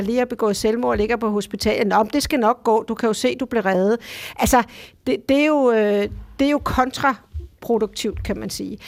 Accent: Denmark; hjemme i Danmark

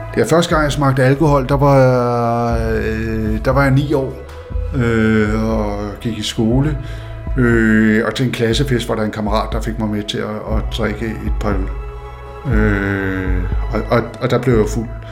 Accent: Faroe Islands; jeg kommer fra Færøerne, øh, hvor der er øh, et fiskersamfund, hvor der er meget religiøsitet og meget dobbeltmoral

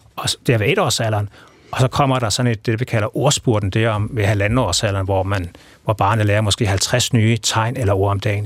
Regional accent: Denmark; accent: Jutlandic; first language Danish; moved away; måske man stadigvæk kan, kan se og høre på tegnsprog også, at jeg er på, fra Jylland

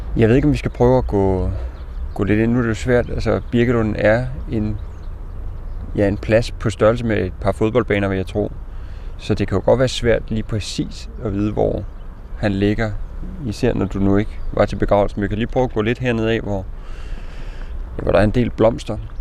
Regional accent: Denmark; now in Copenhagen, Denmark; mit barndomshjem i Sønderfælling

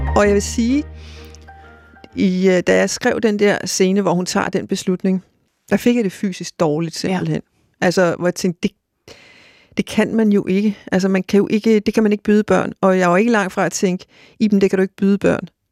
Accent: Greenland; moved away as an adult; now in Denmark; min opvækst i Grønland og min ungdom i Grønland, øh, og da jeg så kom til Danmark

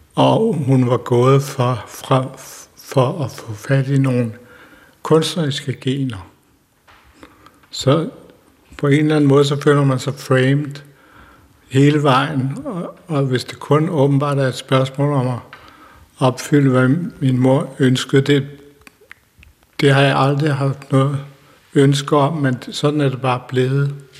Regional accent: Denmark; de huse, som jeg købte også mit barndomshjem, der ligger den vej 300 meter

